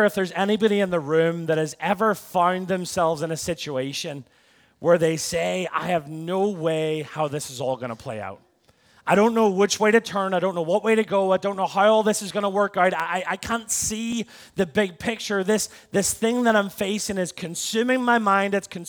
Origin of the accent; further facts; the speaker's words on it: Belfast, Northern Ireland, United Kingdom; now in Tampa, United States; I'm from Belfast in Northern Ireland. America's affected me in more ways than one. It's dwindled my accent.